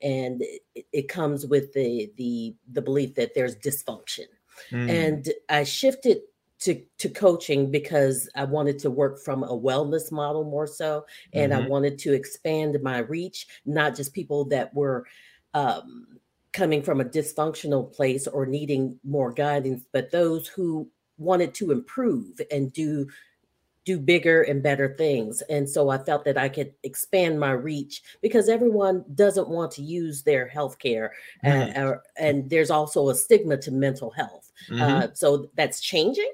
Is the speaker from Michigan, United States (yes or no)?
yes; Detroit, Michigan, United States; now in South Carolina, United States; So I am a Detroiter, stranded in the South. So I currently reside in South Carolina.